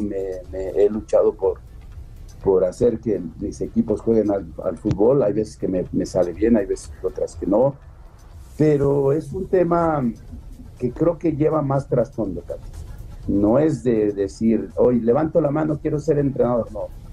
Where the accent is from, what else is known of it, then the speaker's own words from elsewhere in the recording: Mexico; soy mexicano